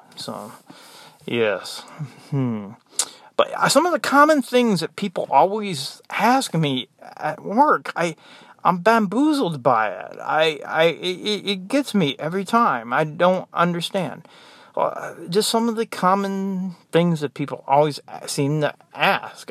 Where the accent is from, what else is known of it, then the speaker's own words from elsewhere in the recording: United States; moved away; I'm American